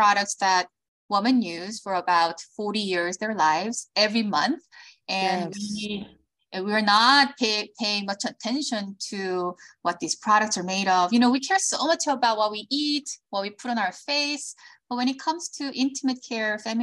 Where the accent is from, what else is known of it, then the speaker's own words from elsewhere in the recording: South Korea; moved away as an adult; also born or lived in United States; now in Los Angeles, United States; I was born in Korea. I moved to the States when I was in middle school because of my father's job, then moved back to Korea, went to college there